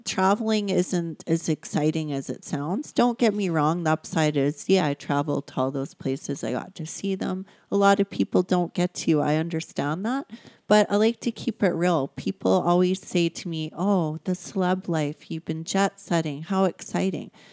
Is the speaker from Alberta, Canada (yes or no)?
yes; Sundre, Alberta, Canada; also born or lived in Hamilton, Ontario; I grew up in a small little town. It was a village when we moved to it. Um, it's a couple hours away from here, Sundry, Alberta.